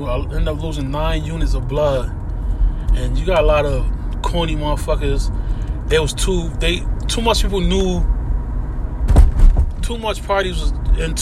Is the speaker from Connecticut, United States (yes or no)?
yes; Hartford, Connecticut, United States; out here where I'm from, Connecticut. I'm from Hartford, Connecticut